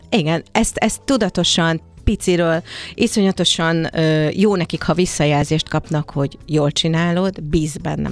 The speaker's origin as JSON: {"language": "Hungarian", "country": "Hungary", "said": "mert magyar vagyok, és jó volt magyarnak lenni a világban"}